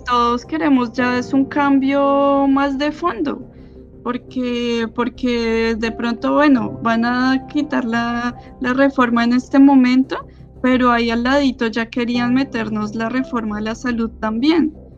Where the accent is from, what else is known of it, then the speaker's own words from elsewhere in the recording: Colombia; now in France; somos todos colombianos